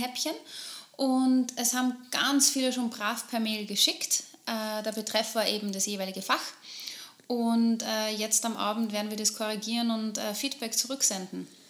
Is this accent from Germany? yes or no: no; Upper Austria, Austria; bei uns in Oberösterreich